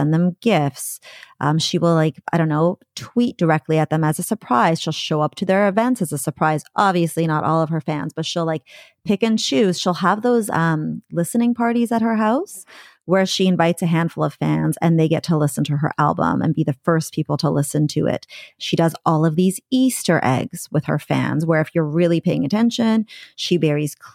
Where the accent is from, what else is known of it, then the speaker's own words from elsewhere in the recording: Coquitlam, British Columbia, Canada; moved away as an adult; now in Vancouver, Canada; I'm a Vancouver transplant because I moved here from the suburbs, Coquitlam.